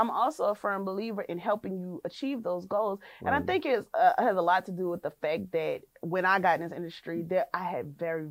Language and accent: English; New Orleans, Louisiana, United States; I'm from New Orleans.